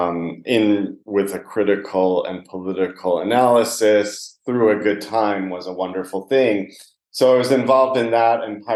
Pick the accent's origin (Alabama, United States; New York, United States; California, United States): New York, United States; moved away as an adult; also born or lived in Maine / Los Angeles / London / Berlin; now in Leipzig, Germany; I was born in New York, got an undergraduate degree in cultural anthropology from a small liberal arts school